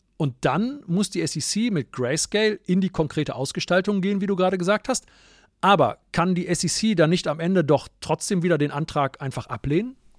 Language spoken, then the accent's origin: German; Germany; wir als Deutsche